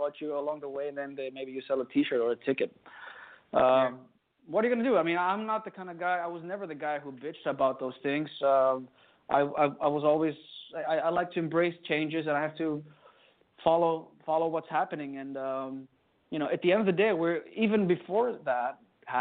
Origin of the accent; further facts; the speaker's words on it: Greece; we're from Greece